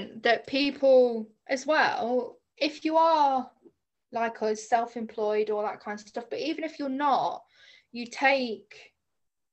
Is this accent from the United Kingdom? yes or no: yes; England, United Kingdom; I was from England